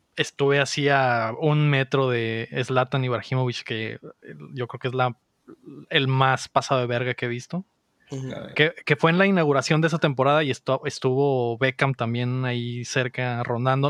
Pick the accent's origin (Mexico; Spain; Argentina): Mexico; Mexico City; moved away; creciendo en la Ciudad de México